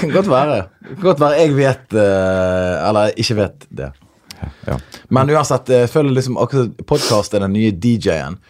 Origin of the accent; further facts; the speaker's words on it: Norway; Jeg er født og oppvokst i uh, Norge